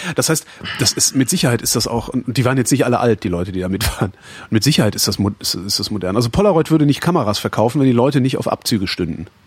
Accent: Weilerswist, North Rhine-Westphalia, Germany

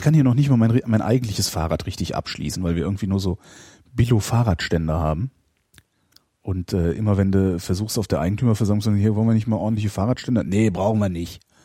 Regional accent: Cologne, North Rhine-Westphalia, Germany; also ich bin halt Kölner

